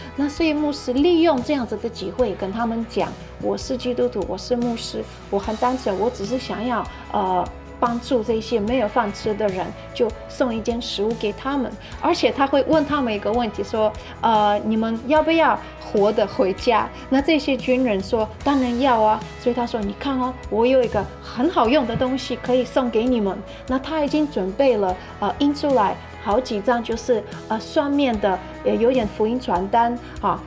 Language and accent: Chinese; Ukraine; moved away; 我家乡就有，呃，好几个教会